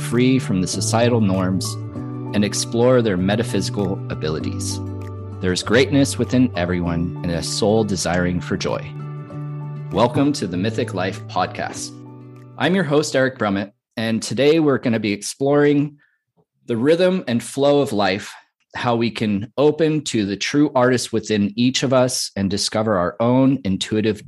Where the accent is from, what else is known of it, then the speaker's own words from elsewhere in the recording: Santa Cruz, California, United States; also born or lived in Nevada City, California; now in Upstate New York, United States; I grew up in Santa Cruz, I was born in Nevada City, I'm living upstate New York